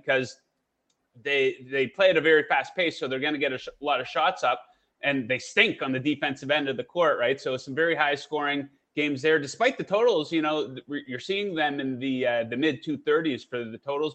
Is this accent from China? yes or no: no; Canada; I'm from Canada, so I cheer for the Raptors